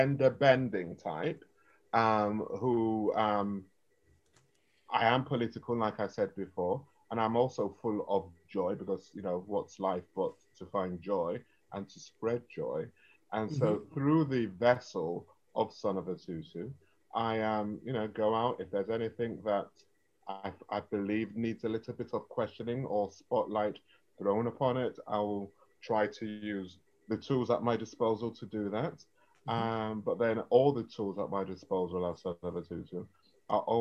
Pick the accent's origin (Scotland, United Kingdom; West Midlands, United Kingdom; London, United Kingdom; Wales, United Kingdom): London, United Kingdom; If you ask me where I'm from, I'll tell you it's London